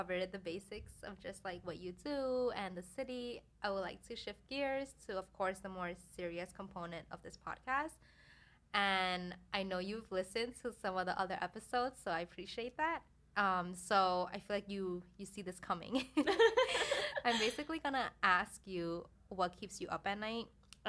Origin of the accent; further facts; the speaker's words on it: New York, United States; at least for me being a New Yorker, I can't be here like the whole year and not mm-hmm. not leave the city, you know.